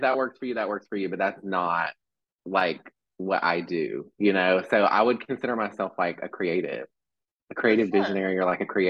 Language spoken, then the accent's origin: English; Mount Airy, North Carolina, United States; also born or lived in Texas; So I was born in Texas, lived there for like 5 years, moved to Mount Airy, North Carolina. I don't know if you've ever heard of that.